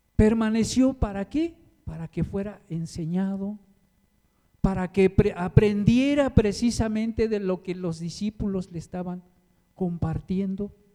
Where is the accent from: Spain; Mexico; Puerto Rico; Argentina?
Mexico; yo soy de allá de Cuchoacán